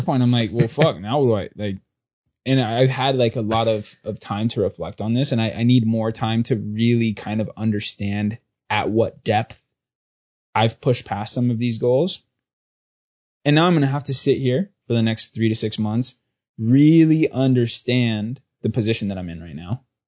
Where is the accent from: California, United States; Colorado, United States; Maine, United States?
California, United States; Southern; moved away; also born or lived in New York; growing up in Southern California and my dad being a cop